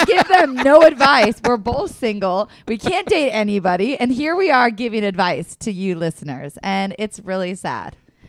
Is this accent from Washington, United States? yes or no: yes; Washington, United States; I know where Canada is. I'm from Washington.